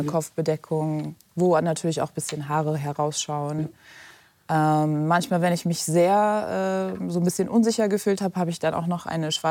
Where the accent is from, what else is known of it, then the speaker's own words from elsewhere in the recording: Germany; wobei ich natürlich zwei Heimaten habe, Deutschland, wo ich aufgewachsen bin, und Afghanistan, meine kulturelle Heimat.